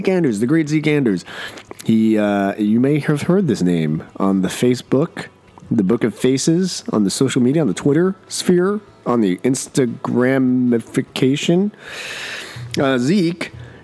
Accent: New Jersey, United States; I grew up in New Jersey

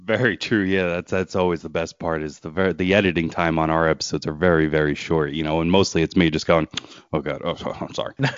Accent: Pennsylvania, United States; my home state

